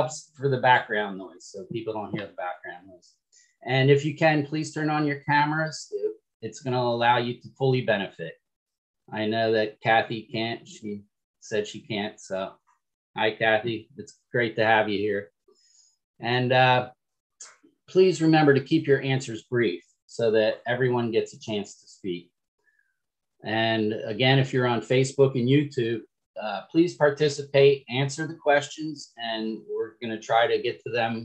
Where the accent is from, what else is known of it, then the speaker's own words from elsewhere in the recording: Florida, United States; I'm from Florida